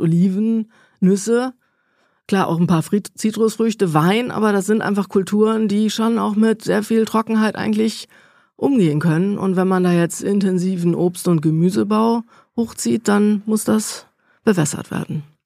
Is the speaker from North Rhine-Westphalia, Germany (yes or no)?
yes; near Cologne, North Rhine-Westphalia, Germany; moved away as an adult; also born or lived in Bonn / Valencia; Ich komme da aus dem Rheinland, aus der Ecke. Eifel hat man ja auch schon gehört. Nähe mhm. von Köln aufgewachsen